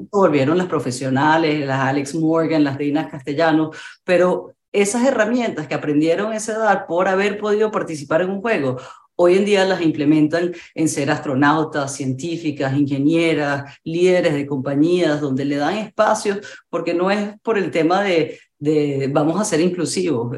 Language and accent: Spanish; Venezuela; en mi país, en Venezuela